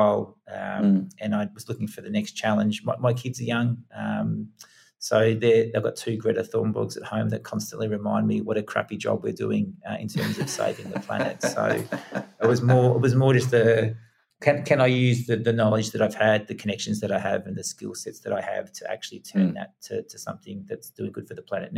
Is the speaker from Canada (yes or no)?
no; Australia; moved away as an adult; also born or lived in England; I was 1 year old when I went to Australia. So I was born in England. Not that I tell many people that, because I'm fully Australian